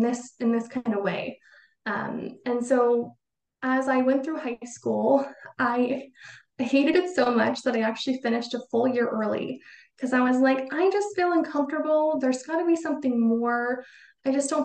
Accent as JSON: {"language": "English", "town": "Boise", "region": "Idaho", "country": "United States", "tie": "born or raised there", "said": "I grew up in Idaho, in Boise, which is the biggest city in Idaho"}